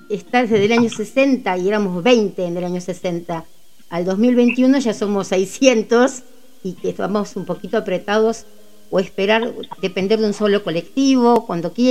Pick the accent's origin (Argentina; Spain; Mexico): Argentina; San Martín, Buenos Aires Province; yo soy de San Martín también, desde desde que nací